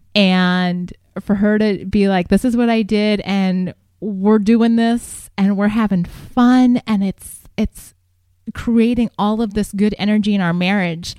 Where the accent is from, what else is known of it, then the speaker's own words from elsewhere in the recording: Columbus, Ohio, United States; moved away as an adult; also born or lived in Greencastle, Indiana; now in San Diego, United States; I grew up in Columbus, Ohio, and went to college at DePaul University in Greencastle, Indiana.